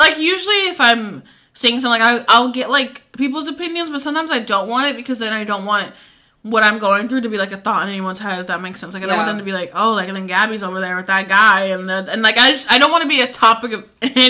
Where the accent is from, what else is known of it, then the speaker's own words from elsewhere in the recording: Tucker, Georgia, United States; Low-key, I think it's because I grew up in Tucker.